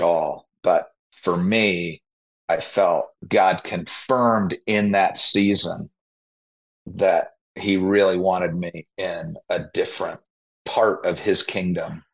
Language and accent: English; Naperville, Illinois, United States; I grew up in the western suburbs of Chicago, a place called Naperville